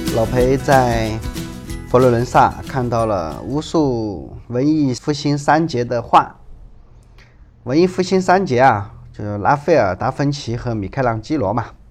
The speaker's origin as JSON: {"language": "Chinese", "country": "China", "said": "这个地方我们中国人更喜欢管它叫翡冷翠"}